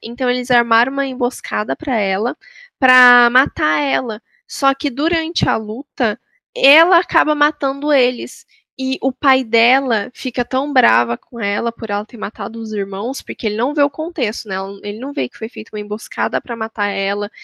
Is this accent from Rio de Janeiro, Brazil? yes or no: no; Taubaté, São Paulo, Brazil; eu também sou de Taubaté, como a Marina